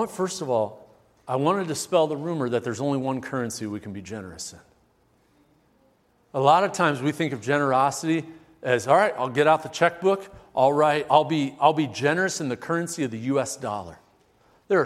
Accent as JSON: {"language": "English", "town": "Omaha", "region": "Nebraska", "country": "United States", "tie": "born or raised there", "said": "Growing up in Omaha"}